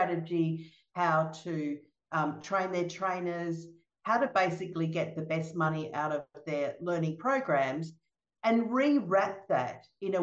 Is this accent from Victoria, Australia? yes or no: yes; Melbourne, Victoria, Australia; I'm from Melbourne in Australia, and even though I'm in Australia